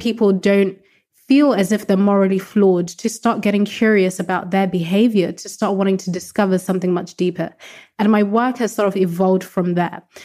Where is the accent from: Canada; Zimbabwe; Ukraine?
Zimbabwe; Growing up in a very conservative household, so I'm from Zimbabwe in Southern Africa, very conservative culture.